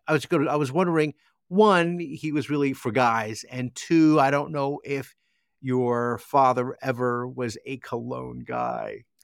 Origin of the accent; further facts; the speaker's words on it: New Jersey, United States; growing up in Jersey